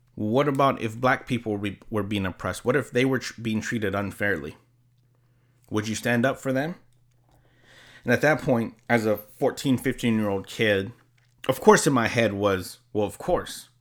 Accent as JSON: {"language": "English", "region": "California", "country": "United States", "said": "I'm from California."}